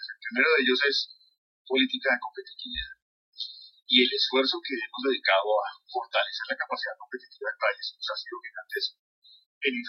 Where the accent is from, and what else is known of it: Colombia